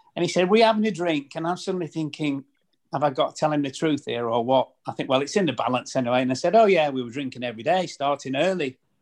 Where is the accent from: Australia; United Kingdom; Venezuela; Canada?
United Kingdom; Preston, North West England; moved away; I was obviously born and brought up in Preston